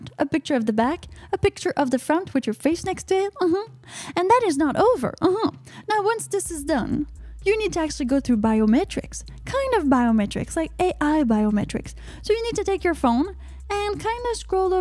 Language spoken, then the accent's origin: English; Canada; I'm from Canada